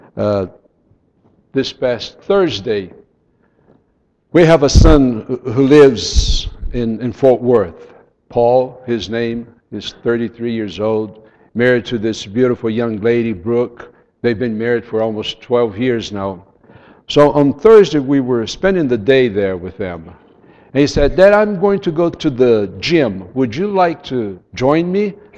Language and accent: English; São Paulo, Brazil; first language Portuguese; English is a second language; I was born in Brazil. I grew up in Sao Paulo. I speak Portuguese.